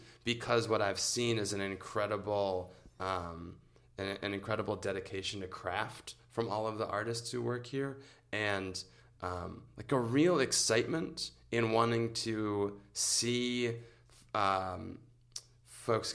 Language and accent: English; suburb of Detroit, Michigan, United States; moved away as an adult; now in Chicago, United States; I'm from a suburb of Detroit